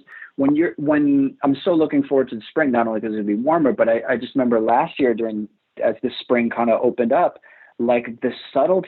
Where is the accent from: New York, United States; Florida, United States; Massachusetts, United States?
New York, United States; New York City; I grew up in Rockaway Beach for the most part.